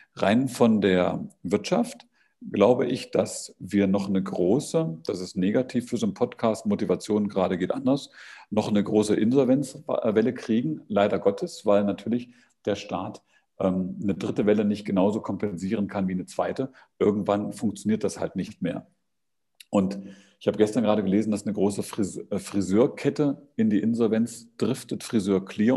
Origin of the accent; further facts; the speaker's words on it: East Germany, Germany; dass ich aus den neuen Bundesländern komme